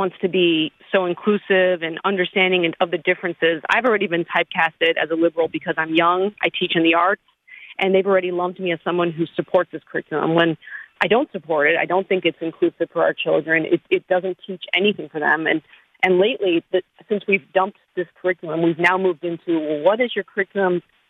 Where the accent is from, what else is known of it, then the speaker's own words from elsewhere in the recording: outside of the Atlanta area, Georgia, United States; I am from outside of the Atlanta area